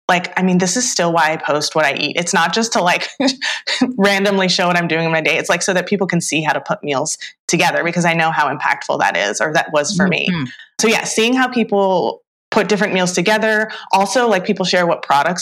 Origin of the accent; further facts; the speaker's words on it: Northern California, United States; I grew up in Northern California